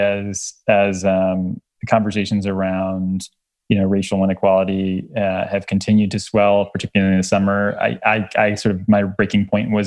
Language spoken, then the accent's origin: English; Miami, Florida, United States; I was born in Miami, Florida